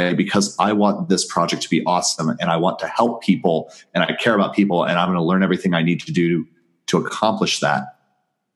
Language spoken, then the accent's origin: English; Southwest Missouri, United States; I'm this kid from Southwest Missouri